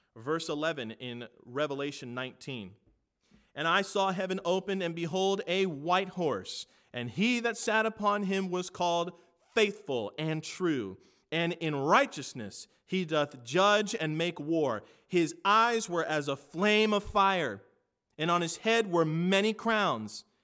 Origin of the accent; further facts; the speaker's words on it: United States; I am an American